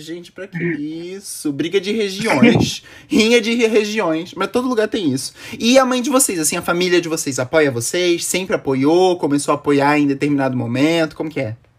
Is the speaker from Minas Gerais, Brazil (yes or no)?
no; Florianópolis, Santa Catarina, Brazil; Eu sou de Floripa, Santa Catarina.